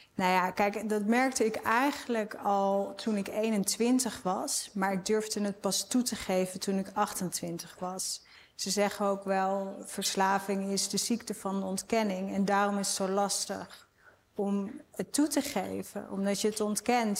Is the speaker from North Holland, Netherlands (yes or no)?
yes; Amsterdam, North Holland, Netherlands; Ik kom uit Amsterdam